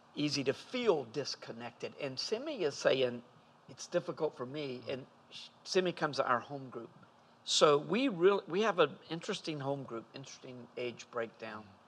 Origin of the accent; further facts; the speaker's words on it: Fuquay-Varina, North Carolina, United States; I grew up in Fuquay. We were in the same town.